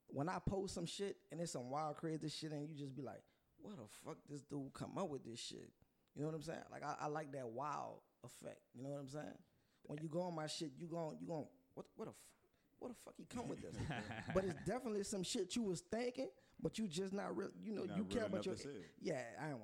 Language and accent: English; Plaquemines Parish, Louisiana, United States; I'm from down the road, but I didn't grow up down there. Right. I grew up in Delcourt or Brave, however you want to say it. I don't have the right last name.